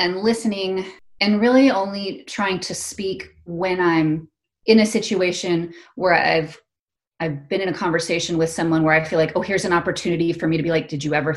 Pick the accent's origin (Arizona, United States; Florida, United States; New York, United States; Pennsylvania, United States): Arizona, United States; moved away as an adult; It's like Arizona